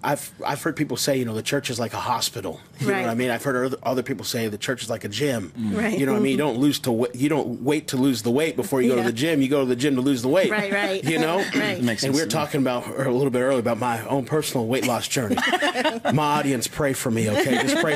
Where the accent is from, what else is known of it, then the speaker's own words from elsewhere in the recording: Las Vegas, Nevada, United States; I'm reconnecting with different people in my life that I grew up with here in Las Vegas.